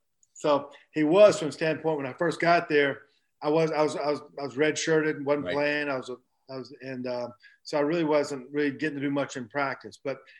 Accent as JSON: {"language": "English", "town": "Black Mountain", "region": "North Carolina", "country": "United States", "tie": "born or raised there", "also_born_or_lived": "Marietta, Georgia", "said": "I was born in Marietta, but I grew up in Black Mountain, North Carolina."}